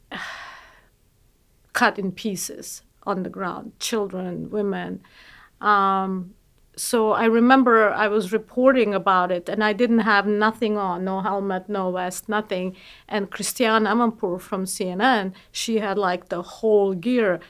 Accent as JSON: {"language": "English", "country": "Bosnia & Herzegovina", "moved": "yes", "said": "I'm from Bosnia"}